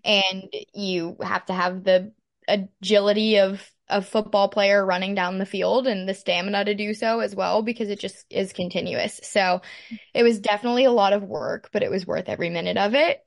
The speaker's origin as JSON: {"language": "English", "town": "Pittsburgh", "region": "Pennsylvania", "country": "United States", "tie": "born or raised there", "moved": "as an adult", "lives_now": "Lexington, United States", "said": "I'm from Pittsburgh, Pennsylvania. I grew up dancing there"}